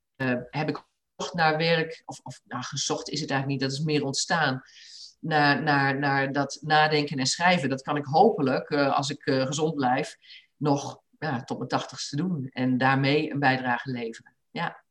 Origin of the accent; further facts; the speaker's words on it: Achterhoek, Gelderland, Netherlands; moved away as an adult; also born or lived in Rotterdam; ik ben in de Achterhoek opgegroeid